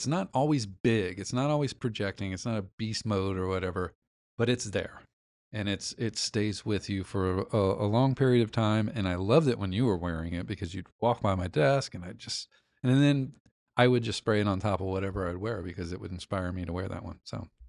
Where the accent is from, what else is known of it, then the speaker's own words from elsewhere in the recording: Texas, United States; We're from Texas, whatever.